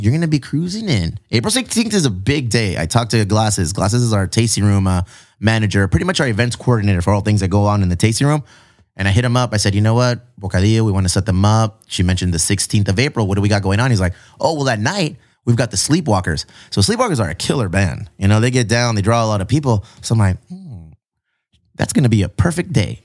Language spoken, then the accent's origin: English; Chula Vista, California, United States; I'm from Chula Vista